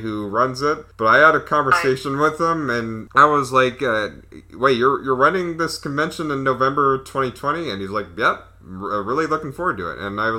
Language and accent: English; Texas, United States; too. I'm from Texas.